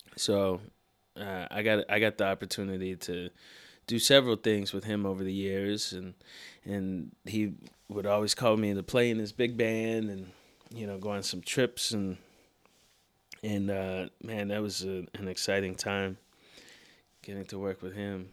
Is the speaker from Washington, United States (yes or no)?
yes; Seattle, Washington, United States; moved away as an adult; now in New York, United States; Born and raised in Seattle. Lived there until I was about eighteen. And then I moved